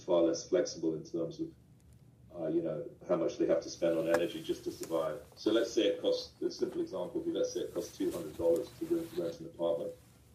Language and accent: English; United Kingdom; I'm British. My father's a British diplomat.